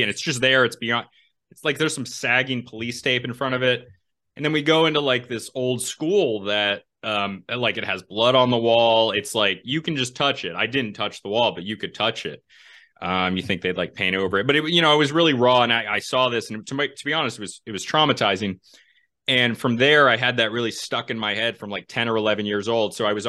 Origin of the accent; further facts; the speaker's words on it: New England, United States; I'm from New England.